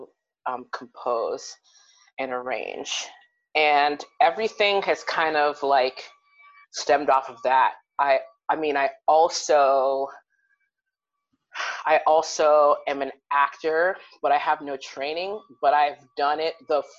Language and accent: English; Cincinnati, Ohio, United States; moved away as an adult; now in Columbus, United States; I'm from Cincinnati, but my like artistic home is in Columbus